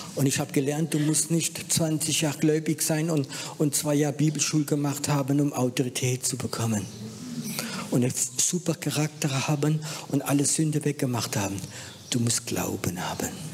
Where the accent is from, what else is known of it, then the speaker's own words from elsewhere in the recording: France; moved away; Ich bin halt Franzose